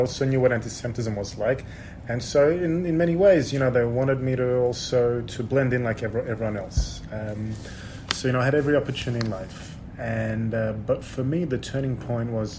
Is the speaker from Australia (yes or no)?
yes; Sydney, New South Wales, Australia; moved away as an adult; also born or lived in Odessa, Ukraine; now in Israel; I grew up in Sydney